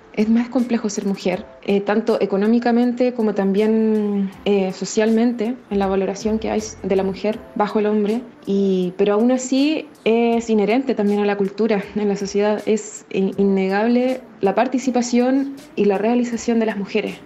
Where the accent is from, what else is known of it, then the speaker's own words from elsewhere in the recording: La Serena, Coquimbo, Chile; also born or lived in Valparaíso, Chile / Mendoza, Argentina / Montevideo, Uruguay; soy de La Serena